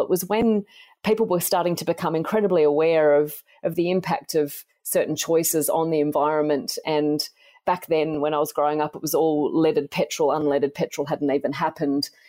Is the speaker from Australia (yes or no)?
yes; Tamworth, New South Wales, Australia; So I grew up in Tamworth in country New South Wales in Australia, and I loved growing up there.